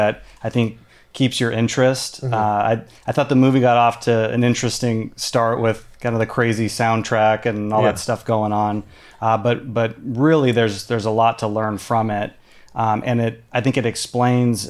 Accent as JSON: {"language": "English", "region": "Southern California", "country": "United States", "tie": "born or raised there", "said": "financial advisor, born and raised in Southern California"}